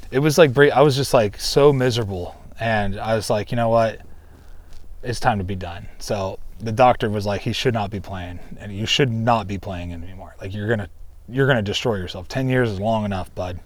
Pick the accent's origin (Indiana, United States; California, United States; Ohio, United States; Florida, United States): Ohio, United States; moved away; where I grew up in Ohio